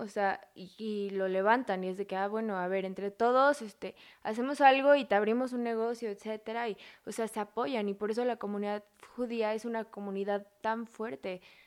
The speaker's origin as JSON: {"language": "Spanish", "country": "Mexico", "said": "como mexicanos"}